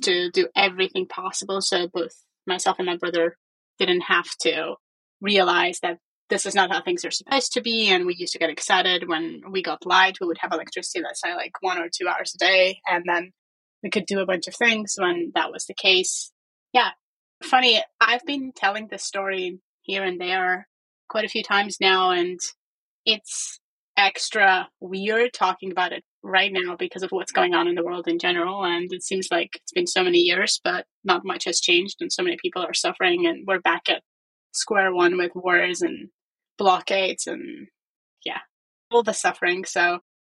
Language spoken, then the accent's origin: English; Armenia; moved away as an adult; also born or lived in United Kingdom / United States; I grew up in Armenia